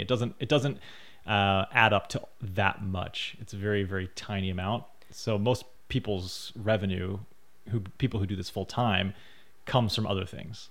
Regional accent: United States; me being an American citizen

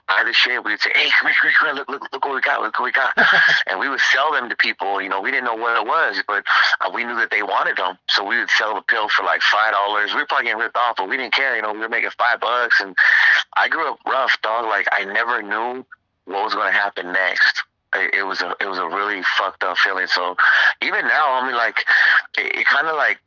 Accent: Redondo Beach, California, United States; I'm from Redondo, California

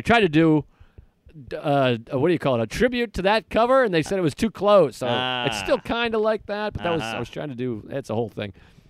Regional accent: New England, United States; I'm from New England

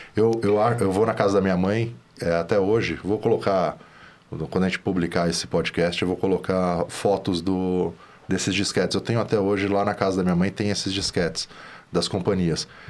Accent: São Paulo, Brazil; só que eu sou de São Paulo aqui, a gente é de São Paulo

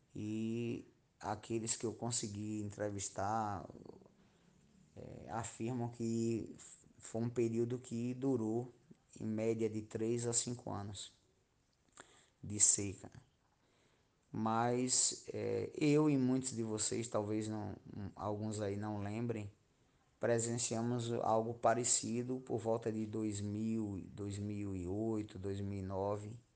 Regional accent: Miguel Calmon, Bahia, Brazil; also born or lived in Jacobina / Irecê; Nasci em Jacobina, mas só o nascimento mesmo, sou calmonense desde quando nasci. Então, moro nessa cidade há 43 anos, que é a minha idade.

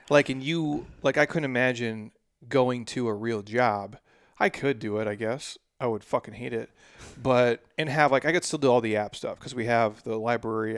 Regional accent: Midwest, United States; moved away; All my Midwest people

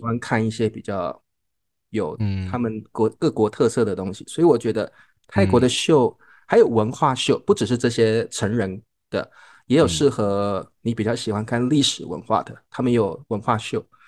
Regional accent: Taiwan; 我们是台湾来的

